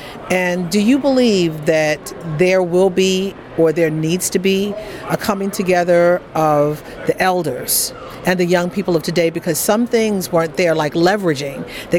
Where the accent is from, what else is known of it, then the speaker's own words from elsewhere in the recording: Baltimore, Maryland, United States; I'm from Baltimore